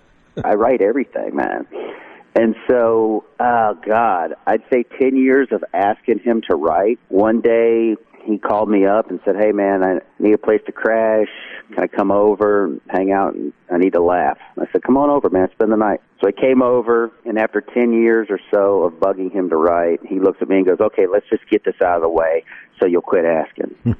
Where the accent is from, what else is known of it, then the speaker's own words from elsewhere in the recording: North Carolina, United States; I'm from North Carolina. I'm, from a dirt road in North Carolina